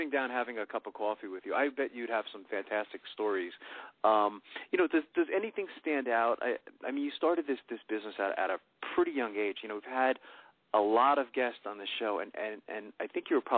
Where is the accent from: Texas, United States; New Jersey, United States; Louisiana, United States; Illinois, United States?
New Jersey, United States; Sayreville; also born or lived in New York; now in Pennsylvania, United States; I grew up in Sayreville, New Jersey